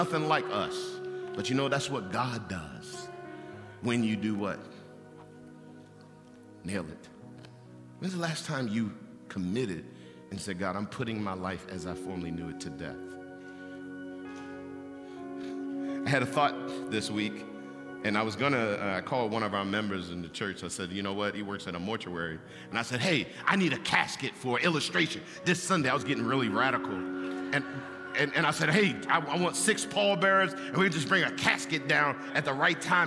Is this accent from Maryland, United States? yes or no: yes; Baltimore, Maryland, United States; I grew up in East Baltimore